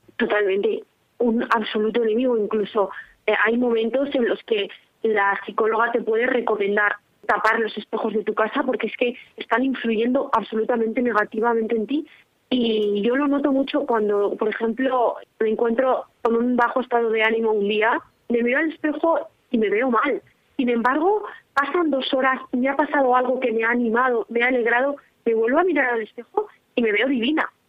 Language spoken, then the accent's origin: Spanish; Tordesillas, Castile and León, Spain; now in Valladolid, Spain; Soy de aquí, de Valladolid. Bueno, de un pueblecito de Tordesillas, pero actualmente ya vivo en Valladolid.